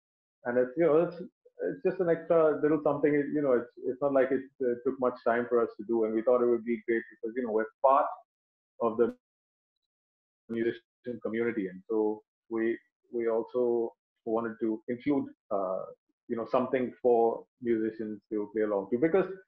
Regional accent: Dubai, United Arab Emirates; because I grew up in Dubai and we had like one radio channel.

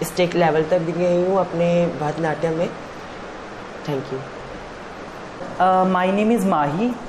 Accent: Himachal Pradesh, India; मैं हिमाचल से बिलोंग करती हूँ

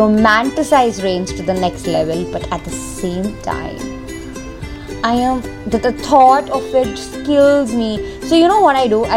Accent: Mumbai, Maharashtra, India; I'm from Mumbai, but I mean, can I just call it Bombay, because I think I'm more comfortable as Bombay

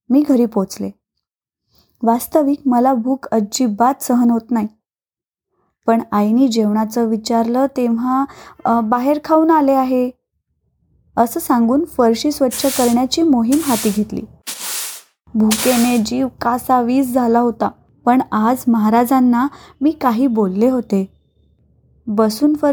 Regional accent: Naigaon, Maharashtra, India; माझं माहेर म्हणजे नायगाव उस्मानाबाद जिल्ह्यातील अगदी लहान गाव

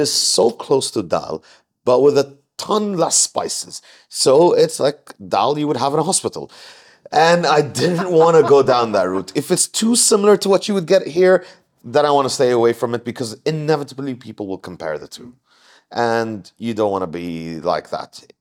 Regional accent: Jordan; moved away as an adult; now in Mumbai, India

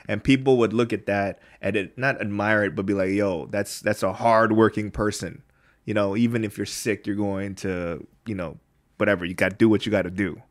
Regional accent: United States; now in Korea; we're from there

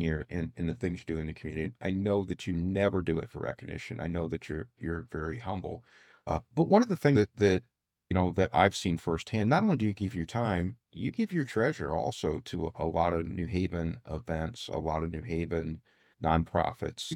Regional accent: Fort Wayne, Indiana, United States; I grew up in Southeast Fort Wayne, and we had a four four seven phone number.

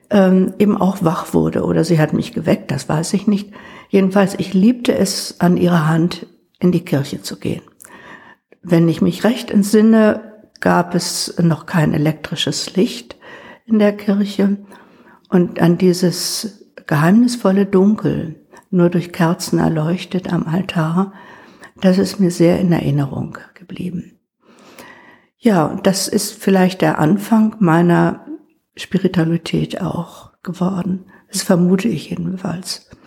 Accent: Wrocław, Lower Silesian Voivodeship, Poland; born there; Ich bin keine Hannoveranerin, sondern ich stamme aus Schlesien. Ich bin in Breslau geboren

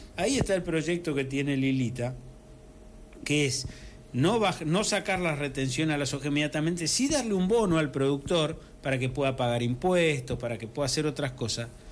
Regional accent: Cañada de Gómez, Santa Fe, Argentina; also born or lived in Correa; yo mm, soy de Cañada de Gómez, pero un poco también de Correa, porque yo me crié hasta los 19 años en un campo que estaba justo, que mi papá alquilaba ahí, eh, justo entre Cañada de Gómez y Correa

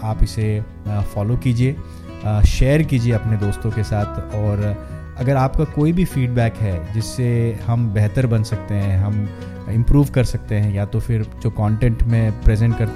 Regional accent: Mumbai, Maharashtra, India; और मैं मुंबई का रहने वाला हूँ मेरी परवरिश मुंबई में हुई है

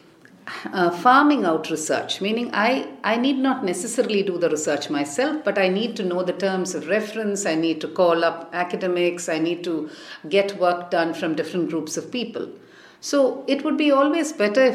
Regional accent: Chennai, Tamil Nadu, India; moved away as an adult; also born or lived in Delhi; I grew up in Madras, which is, as you can imagine, a good place to grow up

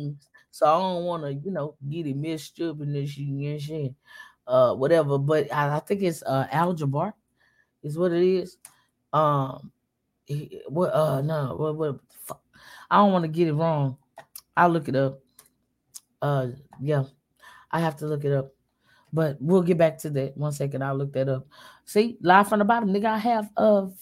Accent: Houston, Texas, United States; I'm from Houston

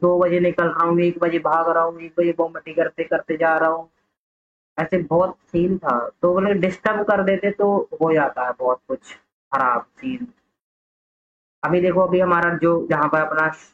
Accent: Garhi, India; मेरा गांव है गढ़ी वगैरह करके वहाँ पे एक स्कूल है छोटा

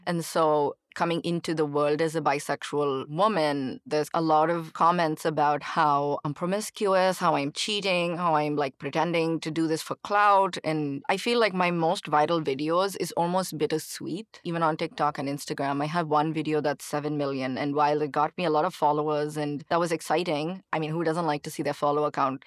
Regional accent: Chennai, Tamil Nadu, India; moved away as an adult; now in United States; growing up in India, especially in Chennai

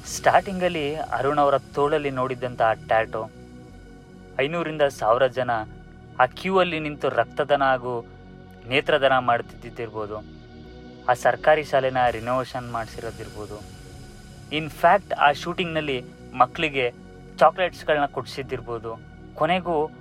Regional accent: Mysore, Karnataka, India

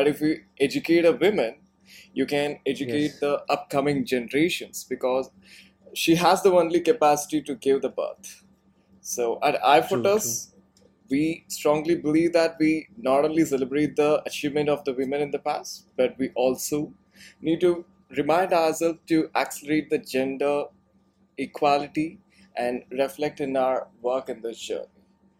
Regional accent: Bangalore, Karnataka, India; English is a second language; I come from Bangalore and you come from Delhi.

